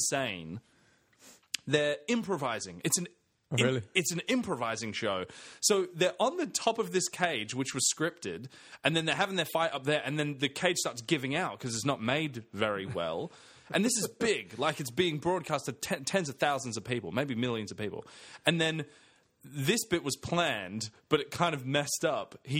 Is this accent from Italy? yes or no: no; England, United Kingdom; now in Australia; I'm English though